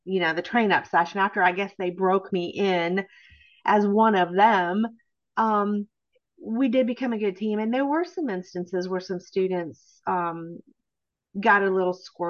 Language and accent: English; near Cleveland, Ohio, United States; moved away as an adult; also born or lived in Anchorage, Alaska / Washington, D.C. / Nashville, Tennessee; I grew up near Cleveland, Ohio.